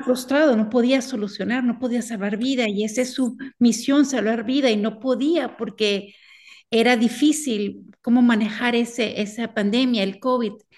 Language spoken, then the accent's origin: Spanish; Venezuela; como venezolana